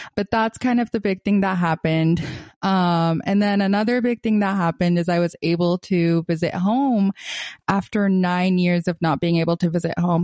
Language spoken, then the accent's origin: English; Gaza, Gaza Strip, Palestine; moved away as an adult; I am originally from Gaza, Palestine. I was born there and grew up a big chunk of my life there till I was eighteen